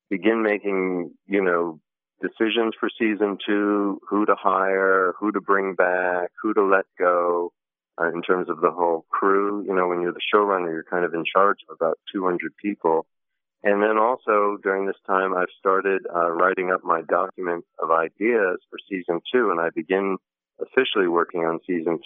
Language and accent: English; New York, United States; moved away as an adult; now in Los Angeles, United States; I was born in New York. I'm 51, sort of after more or less 51 years in and around New York